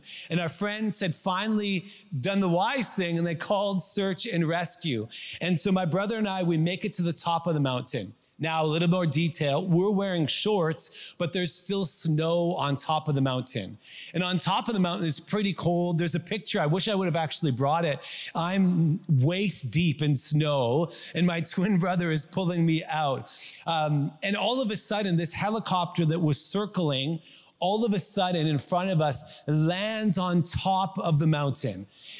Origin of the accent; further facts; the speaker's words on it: South East England, United Kingdom; We're Scandinavian, good Swedes. We're good on mountains and forests. No problem. Although we grew up in Surrey.